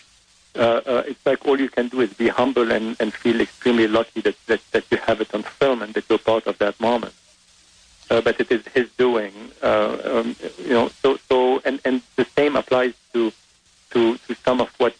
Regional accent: Beirut, Beirut Governorate, Lebanon; English is a second language; moved away as an adult; also born or lived in France / New York; now in Los Angeles, United States; I was born in Lebanon, in Beirut. My father is French. My mother is Lebanese. I grew up privileged in Lebanon

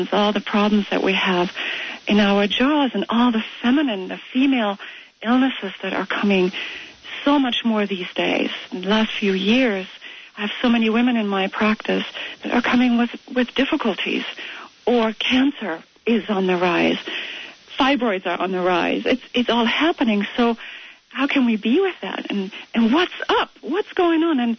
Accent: Germany; moved away as an adult; now in United States; I've had a bit growing up in Germany

